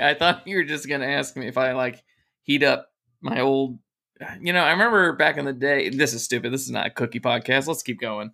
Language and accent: English; United States; I'm an American born bred male